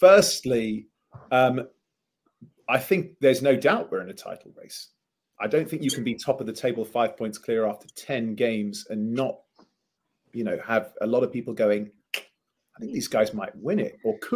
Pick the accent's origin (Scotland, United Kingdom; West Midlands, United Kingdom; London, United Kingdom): London, United Kingdom; I am from North London